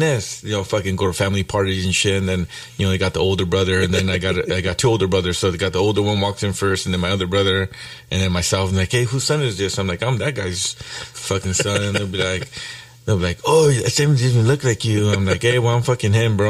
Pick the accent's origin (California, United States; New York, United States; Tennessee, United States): California, United States; San Gabriel; also born or lived in Santa Monica / Culver City; I was born in Santa Monica, but I think my parents lived in Clover City for a little bit. So by the time we got to San Gabriel, I was probably 2 or 3 years old. On Wanna Grove, probably spent maybe 20 years there